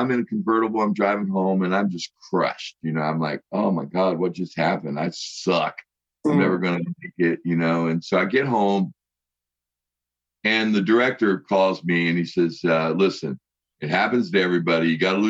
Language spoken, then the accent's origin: English; West Virginia, United States; also born or lived in Los Angeles, United States; I live in West Virginia. {S2} Okay. {S1} And this is my home state and back in, you know, around my family and friends. And I'm a couple blocks away from where I went to school, grade school.